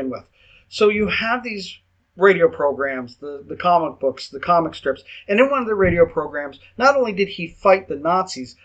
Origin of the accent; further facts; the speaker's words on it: Canada; accent: Canadian English; first language English; I don't speak another language other than Canadian English